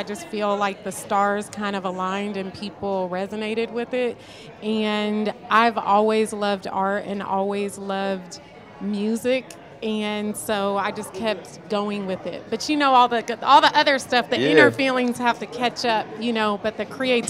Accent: California, United States; Because I'm from the Bay Area.

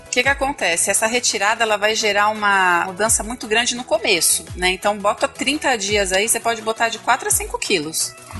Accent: Vila Velha, Espírito Santo, Brazil; Espírito Santo, Vila Velha, Espírito Santo

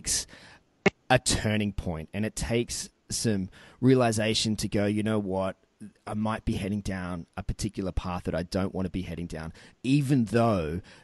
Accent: Newcastle, New South Wales, Australia; my hometown here of Newcastle

